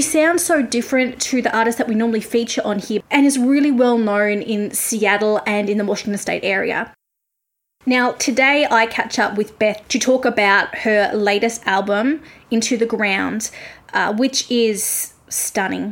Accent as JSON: {"language": "English", "town": "Melbourne", "region": "Victoria", "country": "Australia", "said": "I'm from Melbourne and I live about an hour from Melbourne"}